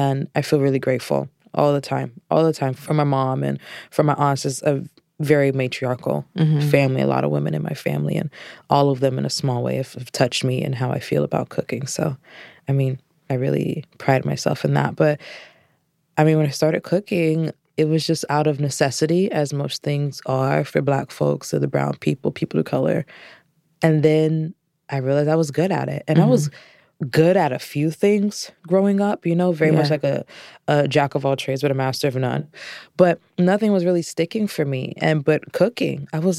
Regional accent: Orlando, Florida, United States; I'm from Orlando, Florida.

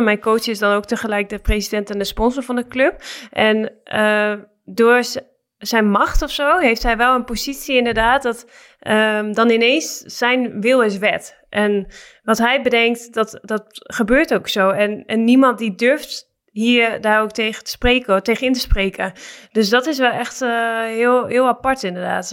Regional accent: Netherlands; moved away as an adult; also born or lived in Ankara; wij als Nederlanders

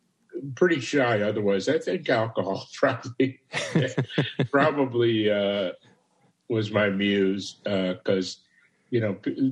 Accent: Chicago, Illinois, United States; born and raised in Chicago

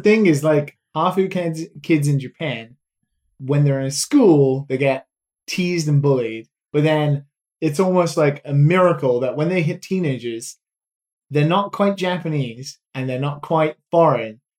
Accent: United Kingdom; being British

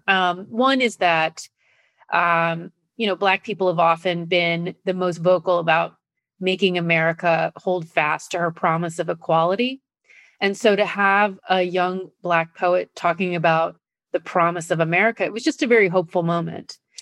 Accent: Nebraska, United States; I grew up in Nebraska

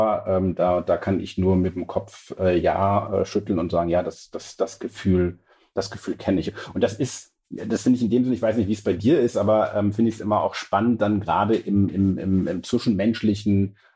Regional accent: Lower Saxony, Germany; Und ich bin ja Ostfriese und ich komme ja von so einem 800-Seelendorf.

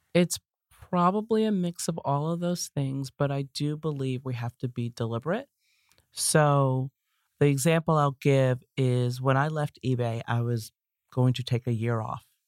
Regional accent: Baltimore, Maryland, United States; moved away; It's based in my hometown of Baltimore

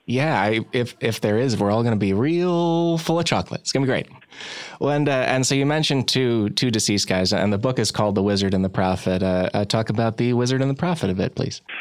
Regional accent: Midwest, United States; I'm from the Midwest, and a lot of my family would just tell me that you should assume the Great Lakes and a lot of our rivers are filthy

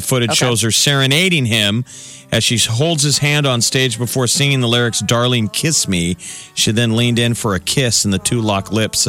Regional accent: Omaha, Nebraska, United States; I'm from Omaha.

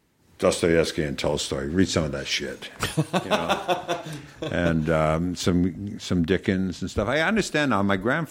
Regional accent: Canada; I'm Canadian. I watch hockey.

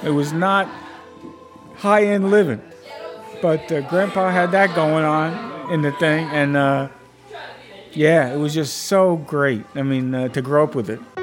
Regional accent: Brooklyn, New York, United States; I grew up in Brooklyn

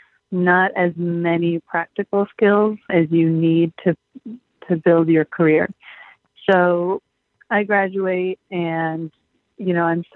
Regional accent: Los Angeles, California, United States; moved away as an adult; also born or lived in Michigan; I'm from Los Angeles, born and raised

